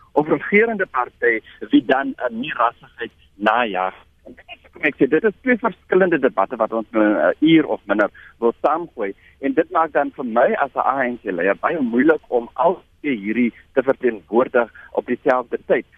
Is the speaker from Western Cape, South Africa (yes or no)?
yes; Langeberg area, Western Cape, South Africa; In die hele Langeberg area waar ek vandaan kom